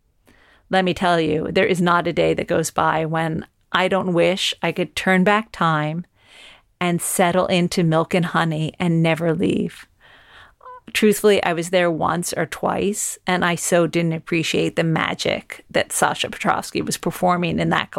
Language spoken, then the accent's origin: English; United States; now in London, United Kingdom; I am an American living in London